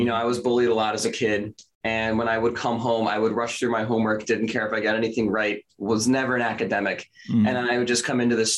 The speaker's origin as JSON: {"language": "English", "town": "Philadelphia", "region": "Pennsylvania", "country": "United States", "said": "I'm from Philadelphia, Pennsylvania"}